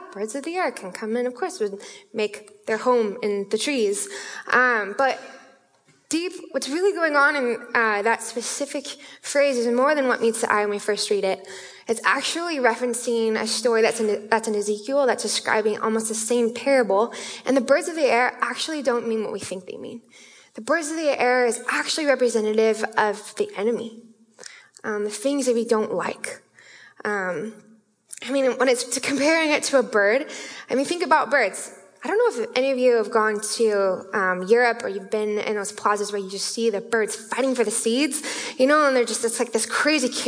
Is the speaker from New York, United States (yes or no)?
no; Issaquah, Washington, United States; I'm from Issaquah, our Spanish area